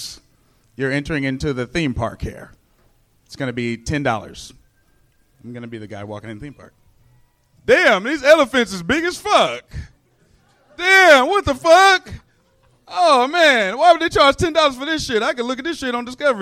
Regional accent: Inglewood, California, United States; I'm from L.A. I'm from West L.A.

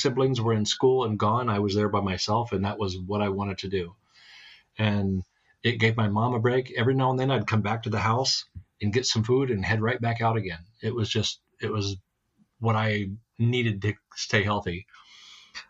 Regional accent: Montana, United States; also born or lived in Baltimore, Maryland / West Virginia; I'm born in Baltimore, raised in West Virginia. Before I got into school, I think I had up to first, second, and third grade in West Virginia, and then the rest of it was all Montana. Everything Montana.

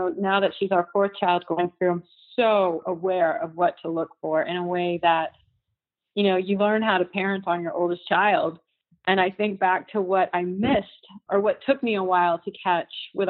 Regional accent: Houston, Texas, United States; a friend that I grew up with in Houston, a high school friend

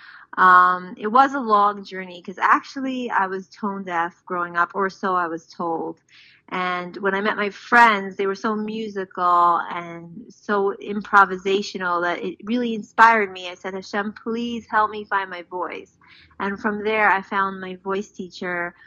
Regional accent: New York City, New York, United States; now in Israel; I grew up in Far Rockaway, New York

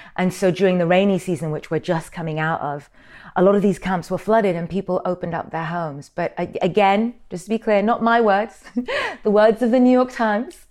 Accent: Sudan; I'm from Sudan.

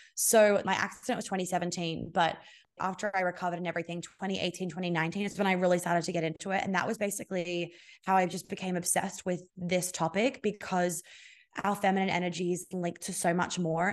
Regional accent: Australia; I'm Australian

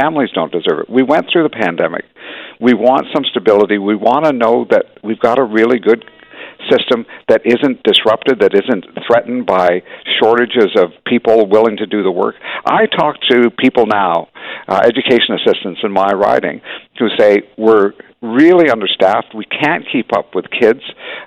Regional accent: Hamilton, Ontario, Canada; I grew up in Hamilton. It's a union town

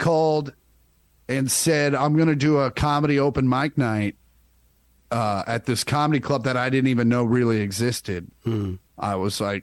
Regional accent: Kansas, United States; growing up in Kansas

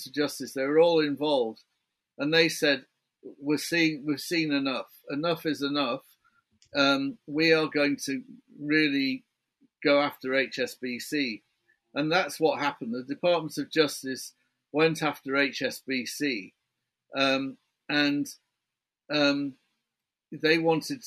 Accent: United Kingdom; I can't do a New York accent. I'm a Brit

